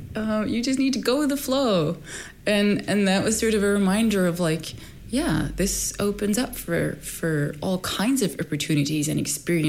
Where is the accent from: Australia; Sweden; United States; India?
Sweden; born there; also born or lived in Egypt; My parents are Egyptian. I was born in Sweden.